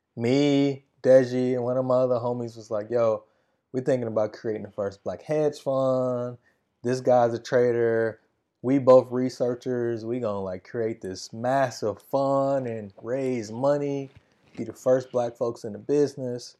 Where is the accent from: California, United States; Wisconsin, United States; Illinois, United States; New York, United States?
Wisconsin, United States; my hometown race in Wisconsin